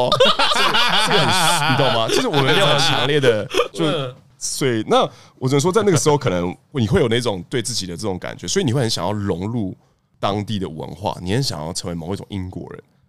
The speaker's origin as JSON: {"language": "Chinese", "country": "Taiwan", "said": "我觉得那是因为我们台湾人可能有，我作为亚洲人又是比较特别的存在，因为我们有很大的身份认同的问题。"}